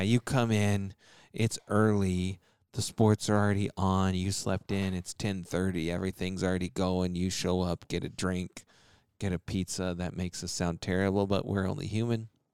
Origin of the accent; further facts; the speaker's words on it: Texas, United States; I grew up in Texas